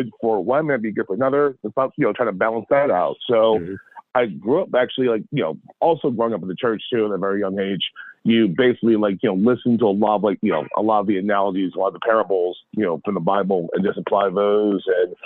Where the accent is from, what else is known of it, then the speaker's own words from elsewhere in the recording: Baltimore, Maryland, United States; born and raised in Baltimore City, grew up on Liberty Heights.